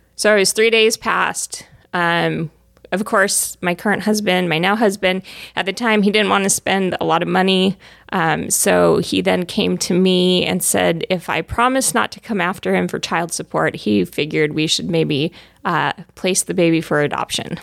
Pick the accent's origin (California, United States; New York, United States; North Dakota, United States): California, United States; Southern; moved away as an adult; also born or lived in Arizona; I grew up in Southern California